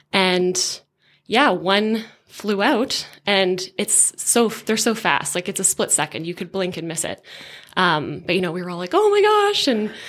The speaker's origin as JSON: {"language": "English", "town": "Hamilton", "region": "Ontario", "country": "Canada", "tie": "born or raised there", "said": "In Southern Ontario, in Hamilton."}